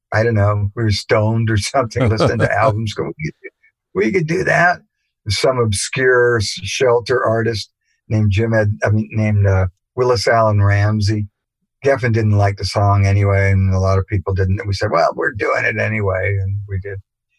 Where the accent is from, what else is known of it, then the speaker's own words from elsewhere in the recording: England, United Kingdom; born there; And Jerry and I both have British mothers. I was born in England.